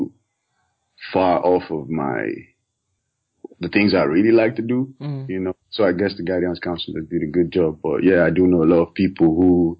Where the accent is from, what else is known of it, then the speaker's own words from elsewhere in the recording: Calabar, Cross River, Nigeria; now in United Kingdom; I grew up in Nigeria. Typical Nigerian. Primary school was in Calabar